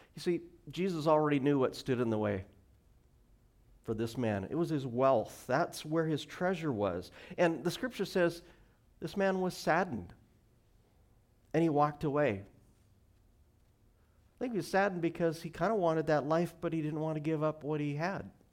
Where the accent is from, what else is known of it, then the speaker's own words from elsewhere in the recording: Montana, United States; now in Washington, United States; I grew up in Montana